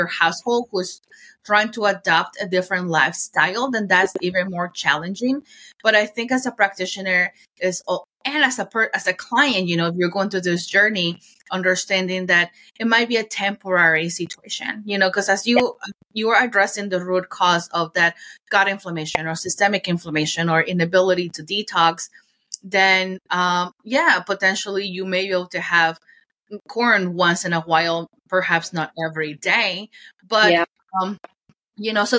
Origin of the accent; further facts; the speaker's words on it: Mexico City, Mexico; moved away; I grew up in Mexico City and we're really big on corn